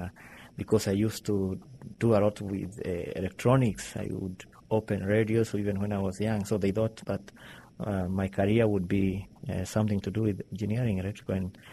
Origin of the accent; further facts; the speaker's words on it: Kenya; English is a second language; Let me say I was happy, and I thank God to give me a good family where I was born. Somehow, let me say, a middle class.